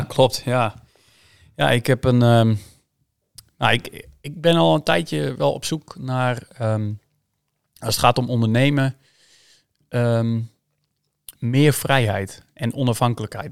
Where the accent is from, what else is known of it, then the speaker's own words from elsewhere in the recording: Schraard, Friesland, Netherlands; also born or lived in Sneek; Ik ben hier geboren in Sneek, maar ik ben getogen in, in, ehm, in Schraert